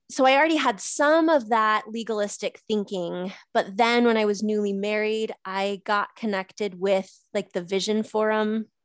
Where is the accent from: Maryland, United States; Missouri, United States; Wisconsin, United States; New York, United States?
Missouri, United States; I flew halfway across the country to a family get together uh, to my hometown in Missouri.